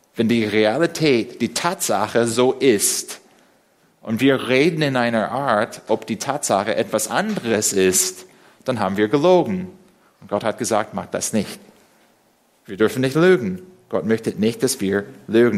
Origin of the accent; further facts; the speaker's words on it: United States; first language English; German is a second language; now in Berlin, Germany; als Amerikaner, der Englisch als Muttersprache spricht